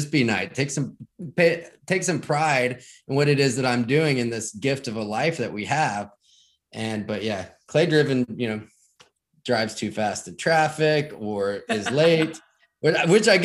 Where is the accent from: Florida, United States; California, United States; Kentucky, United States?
Kentucky, United States; rural; I grew up in Kentucky, right? In rural Kentucky